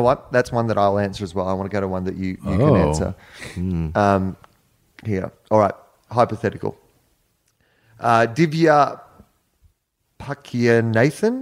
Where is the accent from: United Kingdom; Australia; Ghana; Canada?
Australia; moved away; I'm from Australia